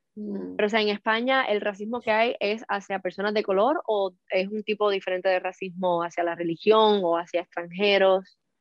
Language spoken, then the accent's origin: Spanish; Cuba; now in Miami, United States